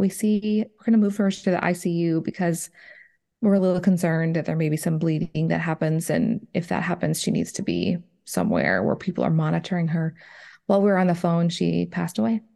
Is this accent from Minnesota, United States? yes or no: yes; Minnesota, United States; moved away as an adult; now in Nashville area, Tennessee, United States; I grew up in Minnesota. I was there, uh, you know, for the first thirty some years of my life